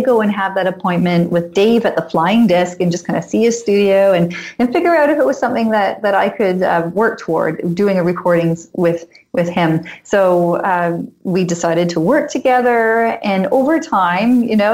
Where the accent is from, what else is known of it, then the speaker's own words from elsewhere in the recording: London, Ontario, Canada; I'm currently in Canada and I was born here in London, Ontario